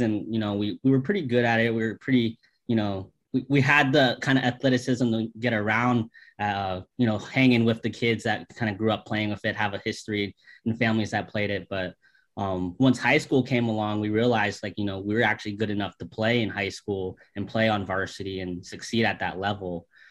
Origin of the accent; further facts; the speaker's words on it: St. Petersburg, Florida, United States; we are born and raised in St. Petersburg, Florida